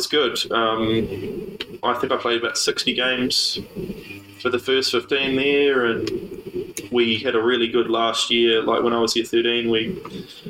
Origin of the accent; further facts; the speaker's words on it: Pahiatua, Manawatū-Whanganui, New Zealand; grew up, born and raised in Paiatua, 40 minutes out of Palmy